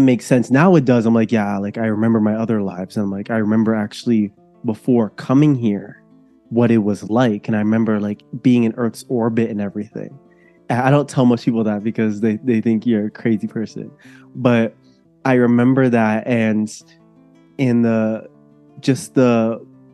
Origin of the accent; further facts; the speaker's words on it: near Toronto, Ontario, Canada; I am coming from Canada. I live near Toronto. My family is from Jamaica and I was born here actually. So I've been here my whole life